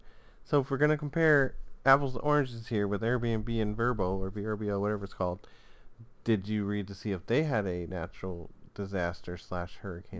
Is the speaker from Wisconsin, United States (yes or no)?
no; Florida, United States; I grew up in Florida, as you did.